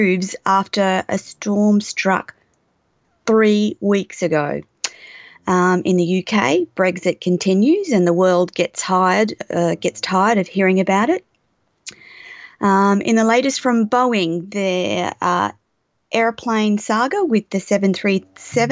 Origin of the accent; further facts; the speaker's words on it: South Burnett, Queensland, Australia; accent: Australian; I'm Australian born and bred